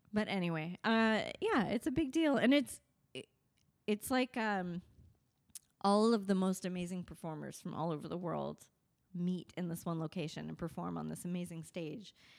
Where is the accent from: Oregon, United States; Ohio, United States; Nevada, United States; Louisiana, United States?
Nevada, United States; Las Vegas; we're from Vegas